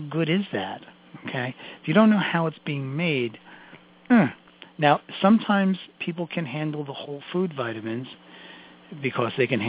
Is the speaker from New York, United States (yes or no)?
yes; New York City, New York, United States; I'm from Brooklyn. I talk fast.